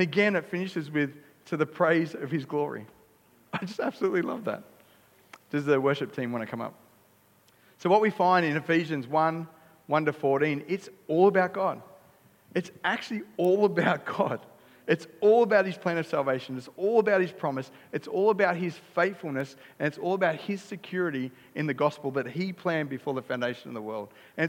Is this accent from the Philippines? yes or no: no; Australia; I'm an Aussie too.